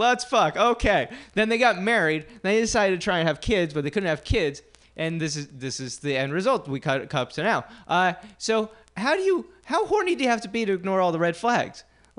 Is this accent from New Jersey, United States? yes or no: yes; New Jersey, United States; moved away; I grew up in New Jersey